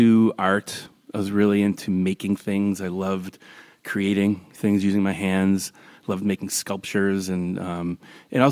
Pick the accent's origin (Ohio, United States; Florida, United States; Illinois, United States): Illinois, United States; Highland Park; I grew up in Highland Park, Illinois, which is north of Chicago, north suburb of Chicago